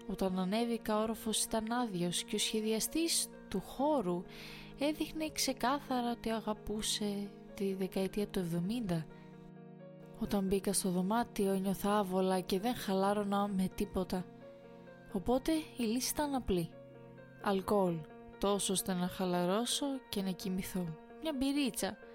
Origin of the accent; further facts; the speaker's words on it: Thessaloniki, Central Macedonia, Greece; Εμεί είμαστε από Θεσσαλονίκη και βάσει σχεδίου θα κάναμε μια στάση στην Κόρινθο